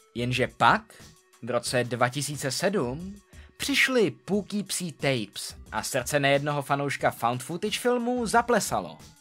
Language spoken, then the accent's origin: Czech; Czechia; U nás v Čechách